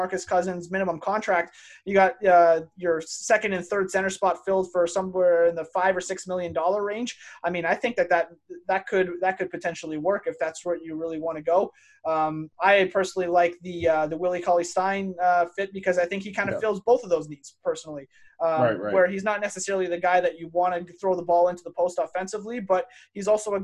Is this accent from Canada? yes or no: yes; Canada; we're from Canada